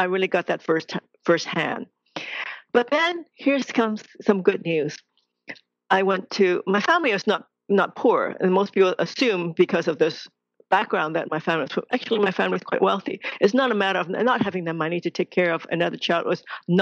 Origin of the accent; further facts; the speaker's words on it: Hong Kong; I was born in Hong Kong, second daughter in a very traditional Chinese family